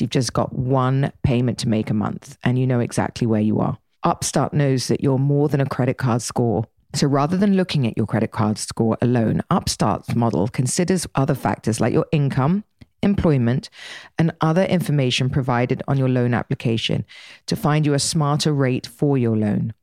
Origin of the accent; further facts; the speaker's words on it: Dorset, South West England, United Kingdom; I grew up in Dorset